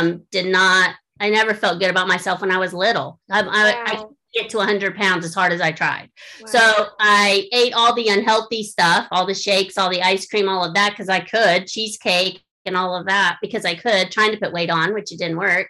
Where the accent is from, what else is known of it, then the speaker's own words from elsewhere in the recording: Florida, United States; now in Indiana, United States; I grew up in Florida. I'm a Florida girl.